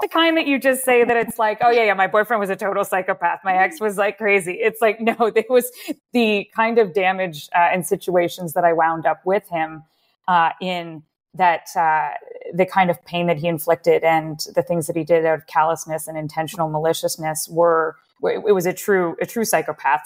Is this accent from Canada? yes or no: yes; Waterloo, Ontario, Canada; I grew up in Waterloo, uh, that's about an hour or so outside of Toronto, uh, in Canada